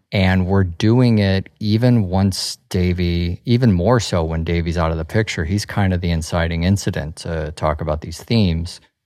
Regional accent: Midwest, United States; I grew up in the Midwest

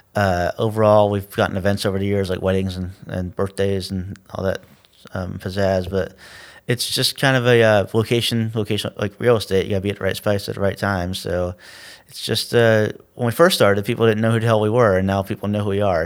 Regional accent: Tallahassee, Florida, United States; I grew up on the north side

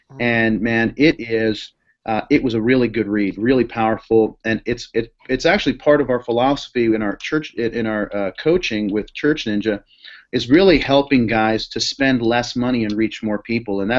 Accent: Boston, Massachusetts, United States; I'm from Boston, so watching the Red Sox is a big thing, and it's been a great year.

